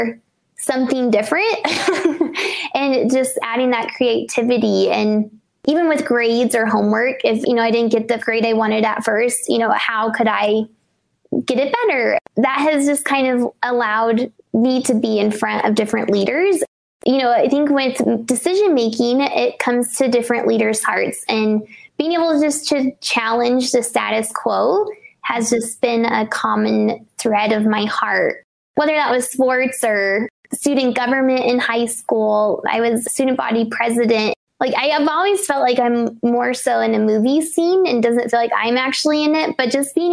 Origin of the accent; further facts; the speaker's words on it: Colorado, United States; I am from the Treasure Box state of Colorado and am a native